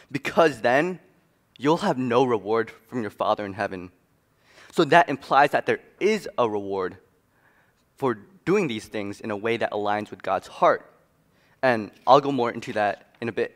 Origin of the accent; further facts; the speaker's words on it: New York City, New York, United States; moved away as an adult; also born or lived in Wheaton, Illinois; I'm originally from Queens, New York, but right now I'm a student at Wheaton College